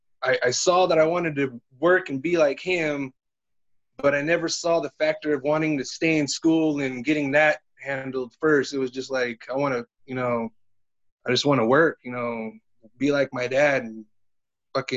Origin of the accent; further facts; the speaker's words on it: Visalia, California, United States; born and raised in Visalia, California. Literally never left the state